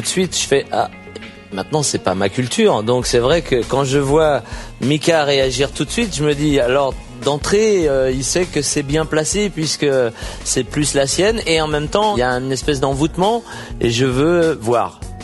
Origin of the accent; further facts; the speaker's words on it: Beirut, Beirut Governorate, Lebanon; je suis né à Beyrouth.